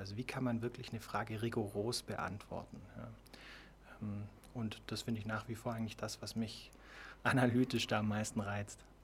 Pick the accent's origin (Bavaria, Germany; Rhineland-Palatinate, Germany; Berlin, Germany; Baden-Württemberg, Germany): Baden-Württemberg, Germany; Ravensburg; also born or lived in Iowa, United States; now in Konstanz, Germany; Ich komme ursprünglich aus Ravensburg, ähm, habe da Abitur gemacht